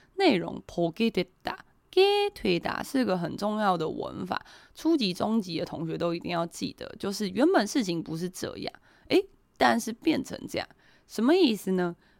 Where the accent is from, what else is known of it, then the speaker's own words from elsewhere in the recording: Taiwan; 我们台湾人是用Line嘛